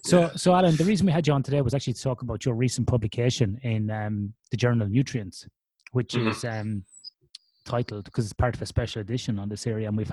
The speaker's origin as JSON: {"language": "English", "area": "Westmeath", "region": "Leinster", "country": "Ireland", "tie": "born or raised there", "moved": "as an adult", "lives_now": "Australia", "said": "In our hometown in Westmeath"}